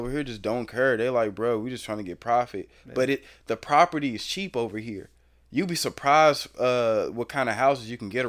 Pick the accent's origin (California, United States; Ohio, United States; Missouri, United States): Missouri, United States; Overland; I'm mainly, you know, from Overland. I grew up around here, you know, shout out to Parkside too, but I grew up in Overland, and Overland, Woodson Terrace, St. Anne, that whole little mid-county territory right there